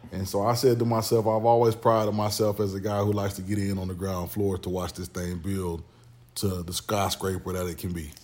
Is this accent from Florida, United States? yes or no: yes; Orlando, Florida, United States; now in Southeast Texas, United States; I moved over to Pine Hills. And so, um, that's where, you know, I pretty much grew up